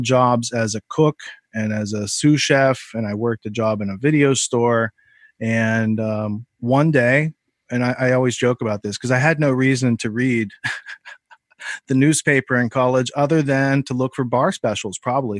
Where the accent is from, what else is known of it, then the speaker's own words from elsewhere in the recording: Western Pennsylvania, United States; I grew up in Western Pennsylvania